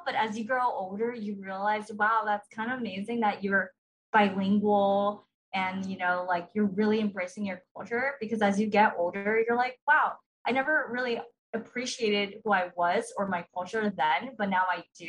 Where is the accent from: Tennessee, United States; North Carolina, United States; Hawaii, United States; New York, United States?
Hawaii, United States; Waianae; first language Ilocano; English is a second language; Grew up, born and raised on Waianae, Oahu, so the west side of Oahu, go see Riders. Just wanted to mention that, yes, I am from a Filipino-American family, naturally in the Ilocano